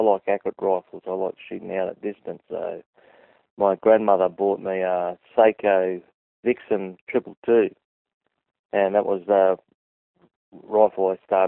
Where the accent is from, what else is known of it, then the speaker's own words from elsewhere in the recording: Australia; born there; all my family's born in Papua New Guinea, but I was born in Australia.